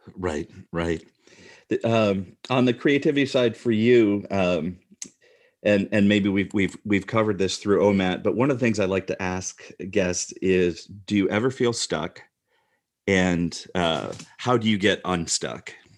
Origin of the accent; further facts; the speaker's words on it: Midwest, United States; as a male growing up in the Midwest